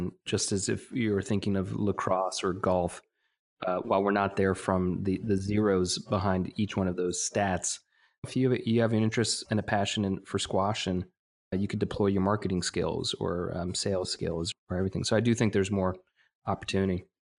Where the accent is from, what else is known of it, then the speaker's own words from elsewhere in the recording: New York, United States; also born or lived in Washington, D.C.; I grew up in New York, but then also found myself in D.C. for about 4 years